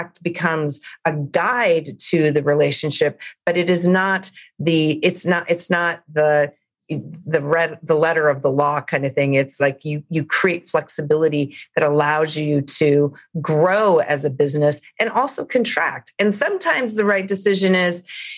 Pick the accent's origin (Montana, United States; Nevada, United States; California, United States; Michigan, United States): Montana, United States; Big Sandy; now in Los Angeles, United States; I'm from Montana. I grew up in a rural community in Montana, but I live in Los Angeles